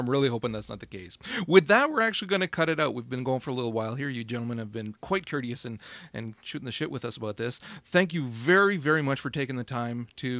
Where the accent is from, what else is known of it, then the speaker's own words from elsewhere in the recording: Canada; accent: Canadian; my Canadian accent